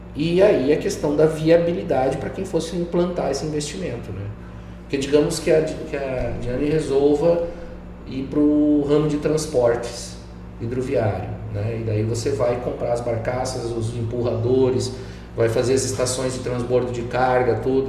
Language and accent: Portuguese; Rio Grande do Sul, Brazil; now in Mato Grosso, Brazil; Eu que cresci na roça no Rio Grande do Sul, indo carpir de pé no chão